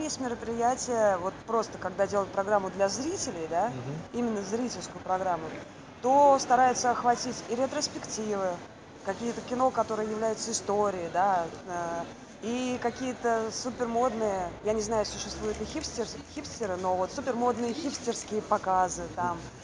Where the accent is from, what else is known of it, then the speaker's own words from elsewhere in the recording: Saint Petersburg, Russia; Работала пролетариат настоящий, как надо, питерский такой, коренной